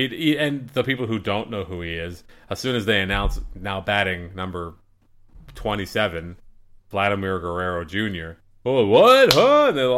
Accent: Canada; Even as a Canadian, you know, a baseball icon in Canada

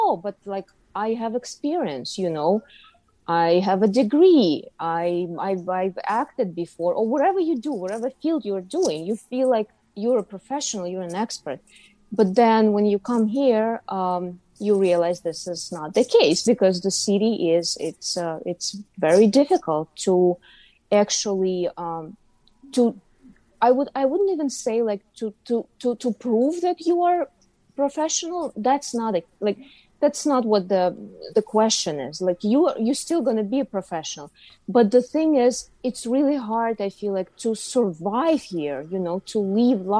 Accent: Uzbekistan; moved away as an adult; now in New York City, United States; I'm from Uzbekistan. So I was born and raised in Uzbekistan. Lived there till I was 29 years

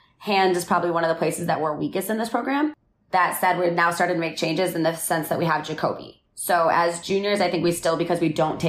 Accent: Midwest, United States; moved away; I'm the girl from the Midwest

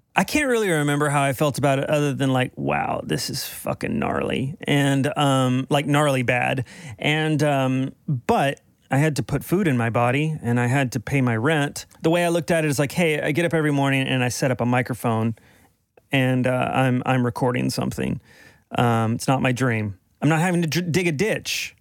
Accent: Dallas, Texas, United States; moved away; I'm from Dallas originally

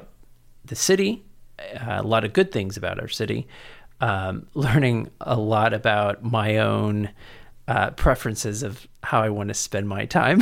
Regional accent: San Antonio, Texas, United States; also born or lived in College Station / Cambridge, Massachusetts / San Francisco; I was born and raised here in San Antonio, and graduated from Central Catholic

